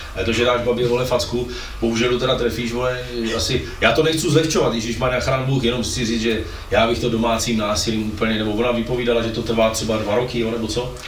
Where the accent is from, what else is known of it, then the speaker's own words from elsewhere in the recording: Brno, South Moravian Region, Czechia; my v Brně